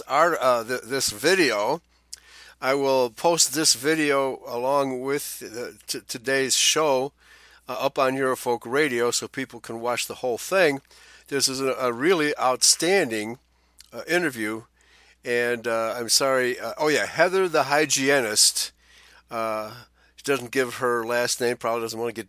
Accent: Chicago, Illinois, United States; When I was growing up in Chicago in the 1960s

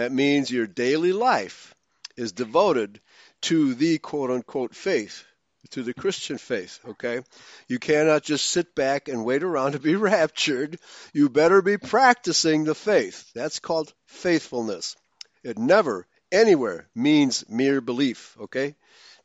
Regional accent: Germany; also born or lived in Hungary (ancestry); now in United States; I was born in Germany. And then eventually came to America

